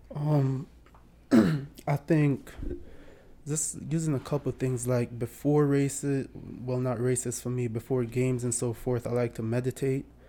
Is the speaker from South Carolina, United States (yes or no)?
no; Bloomfield, Connecticut, United States; also born or lived in Jamaica; I was born in Jamaica. I grew up in, uh, Bloomfield, Connecticut.